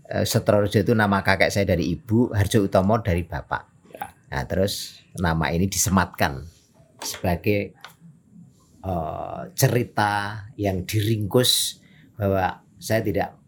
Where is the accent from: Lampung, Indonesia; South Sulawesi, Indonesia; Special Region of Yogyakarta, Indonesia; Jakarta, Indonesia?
Special Region of Yogyakarta, Indonesia; Kulon Progo; tahun pertama saya masuk kota hmm. dari Kulon Progo yang kampung saya kalau saya nyebut tidak ada dalam peta.